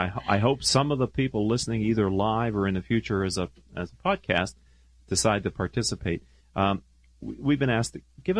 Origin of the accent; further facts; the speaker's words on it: Pittsburgh, Pennsylvania, United States; now in Southern California, United States; I was raised in Pittsburgh, Pennsylvania, but I've been out here since 1981.